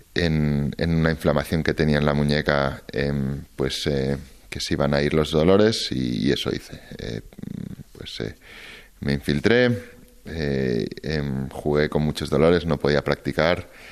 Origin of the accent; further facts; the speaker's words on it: Barcelona, Catalonia, Spain; yo soy catalán, yo soy español y soy muy, muy, muy de Barcelona